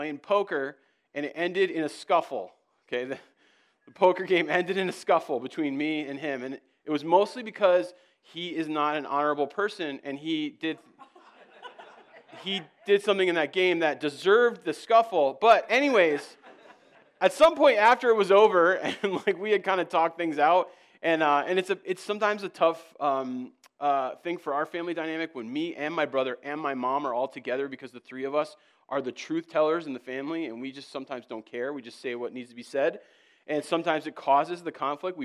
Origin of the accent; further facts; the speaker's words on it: East Coast, United States; moved away as an adult; now in Minnesota, United States; I hail from the East Coast. I've had to learn your ways. I came out here 8 years ago